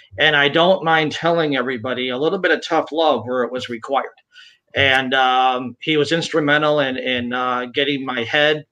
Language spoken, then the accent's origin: English; Binghamton, New York, United States; moved away as an adult; also born or lived in Albany, New York; upstate New York, Binghamton, where I grew up. Spent about 15 years in Albany after